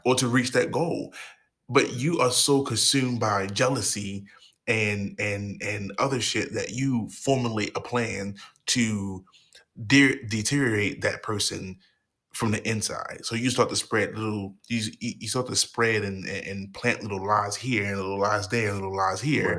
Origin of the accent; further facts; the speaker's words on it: Baltimore, Maryland, United States; I'm from Baltimore, motherfucking Maryland